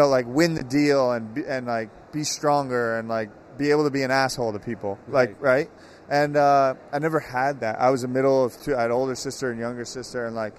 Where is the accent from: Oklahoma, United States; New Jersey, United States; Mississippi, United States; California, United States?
New Jersey, United States; I grew up in New Jersey in the 90s.